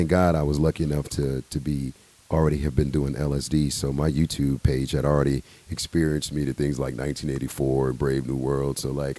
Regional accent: United States; That's why I'm American. That's what I love about this place.

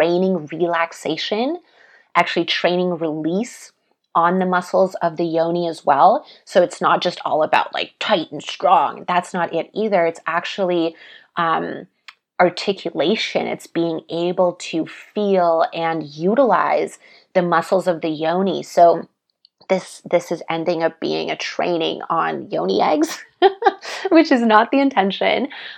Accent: Russia; born there; especially because I was born in Russia. So the Siberian jade, I feel it connects me to that land and to my roots.

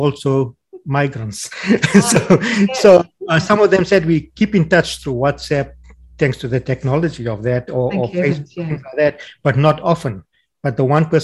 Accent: South Africa; accent: South African; moved away as an adult; now in Australia; my South African accent

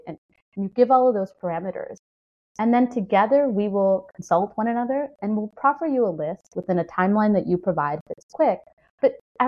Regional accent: Chicago, Illinois, United States; I grew up in Chicago, which is the blues capital, a blues capital.

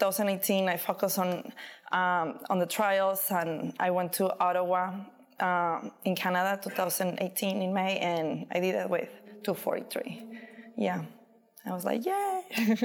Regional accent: Torreón, Coahuila, Mexico; accent: Mexican; English is a second language; moved away as an adult; now in New York, United States; in my hometown, Torreon. It's in the north side in Mexico, near Texas.

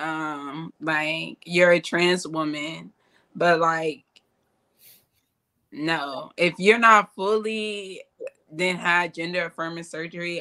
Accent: San Antonio, Texas, United States; I'm from San Antonio

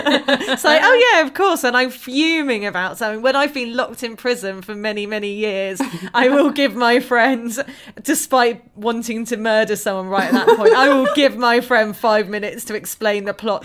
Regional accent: United Kingdom

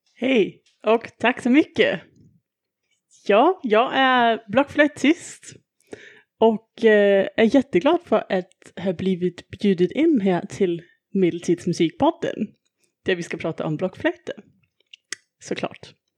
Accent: Denmark; moved away; Jag är ju från Danmark

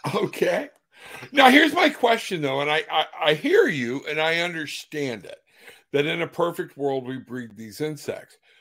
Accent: Florida, United States; I'm from Florida

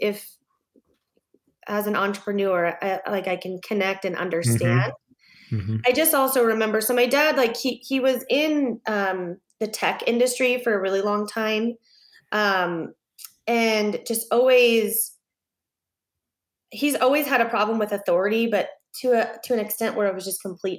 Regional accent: Southern California, United States; I grew up in Southern California

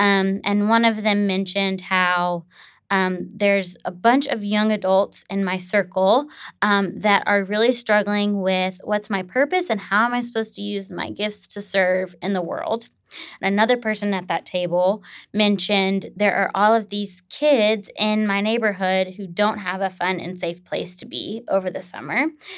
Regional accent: Tennessee, United States; what would it look like to bring this back to my home state of Tennessee?

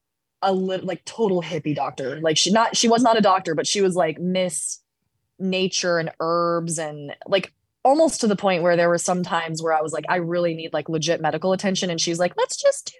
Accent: Colorado, United States; growing up in Colorado

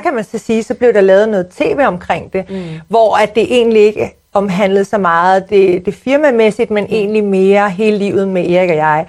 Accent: Sorgenfri, Capital Region of Denmark, Denmark; jeg er født og opvokset i Sorgenfri

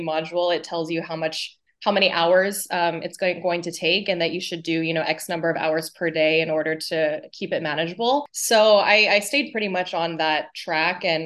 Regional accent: California, United States; moved away as an adult; also born or lived in Los Angeles; So born and raised in California, very international, kind of mixed up culturally family.

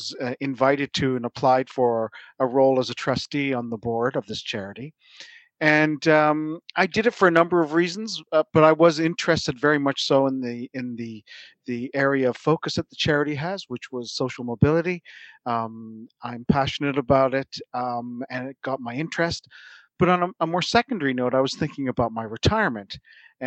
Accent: Toronto, Ontario, Canada; moved away as an adult; also born or lived in Silicon Valley / Boston; now in Surrey; I'm from Toronto originally

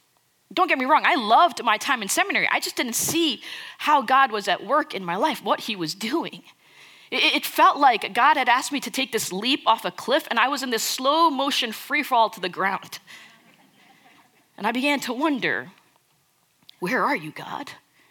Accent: India; Now, I'm Indian. And I'll tell you something, we know how to party.

